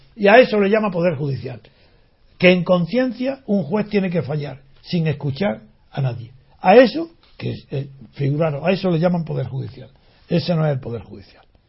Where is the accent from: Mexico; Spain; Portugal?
Spain; como español